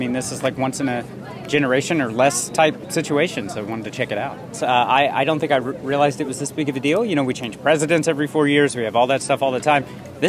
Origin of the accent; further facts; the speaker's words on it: Norman, Oklahoma, United States; we're from Norman, Oklahoma.